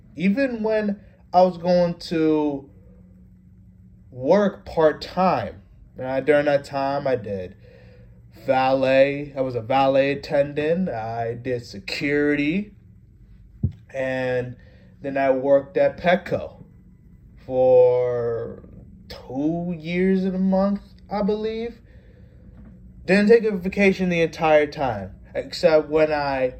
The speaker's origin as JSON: {"language": "English", "town": "Norwalk", "region": "Connecticut", "country": "United States", "tie": "born or raised there", "also_born_or_lived": "Stamford, Connecticut / Fairfield, Connecticut", "said": "I've grown up in Connecticut all my life. Stamford for 2 years, Norwalk for 17 years. That's where I consider my hometown"}